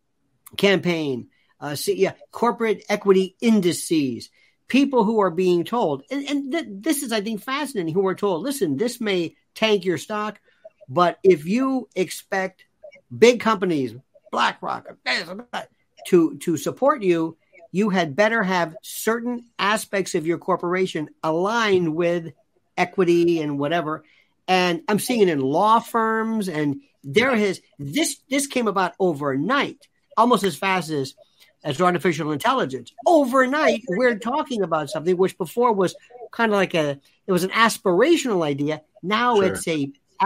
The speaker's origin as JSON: {"language": "English", "region": "Florida", "country": "United States", "said": "I'm from Florida"}